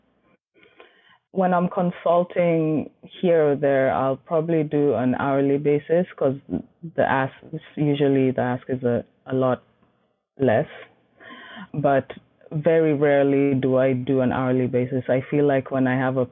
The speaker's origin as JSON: {"language": "English", "country": "Kenya", "tie": "born or raised there", "moved": "yes", "said": "I grew up in Kenya and most of my family is there"}